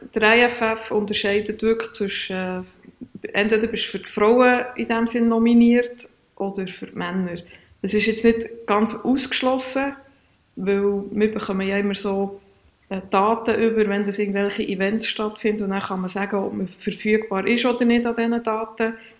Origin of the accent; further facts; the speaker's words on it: Switzerland; bei uns in der Schweiz